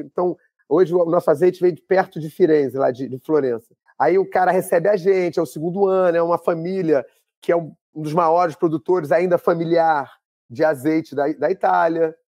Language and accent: Portuguese; Rio de Janeiro, Brazil; eu sou carioca